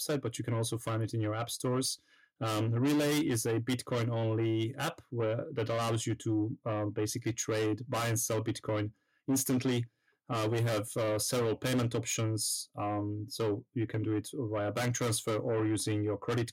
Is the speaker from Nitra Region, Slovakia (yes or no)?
yes; Kolárovo, Nitra Region, Slovakia; moved away as an adult; also born or lived in Surrey, United Kingdom / Guildford, United Kingdom / London, United Kingdom; now in Vienna, Austria; originally I'm from Slovakia and also lived a while in the UK